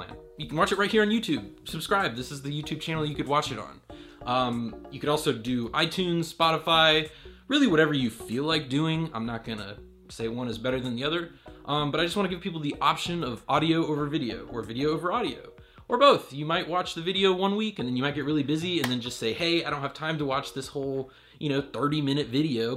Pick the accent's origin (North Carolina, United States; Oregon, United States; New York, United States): North Carolina, United States; Raleigh; I'm from Raleigh, North Carolina